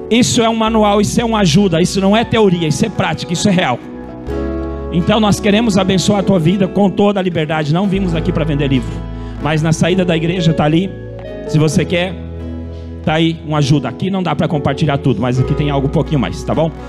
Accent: Campo Mourão, Paraná, Brazil; moved away as an adult; also born or lived in Spain; eu era um cara que vinha da roça, lá de Campo Mourão. Caipira total.

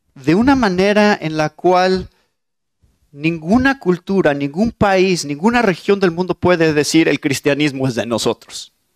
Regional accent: Mexico; soy mexicano

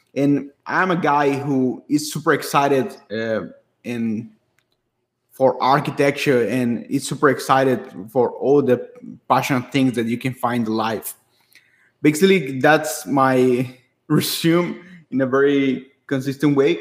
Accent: San Pedro Sula, Cortés, Honduras; a university in my hometown in Honduras

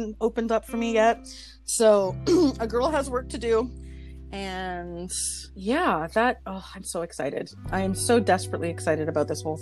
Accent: Canada; I'm Canadian

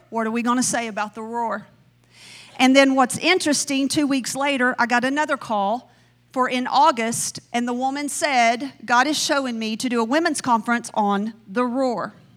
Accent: the South, Southern United States, United States; accent: Southern; I sound Southern.

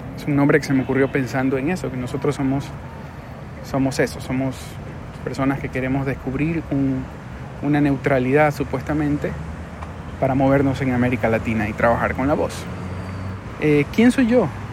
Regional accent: Guayaquil, Guayas, Ecuador; Es un lugar muy lindo de mi ciudad que si tú pones en Google Guayaquil, Malecón

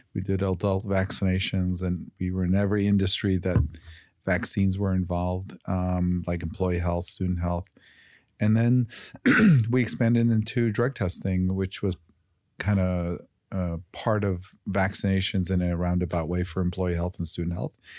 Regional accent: Chicago, Illinois, United States; I grew up in Chicago

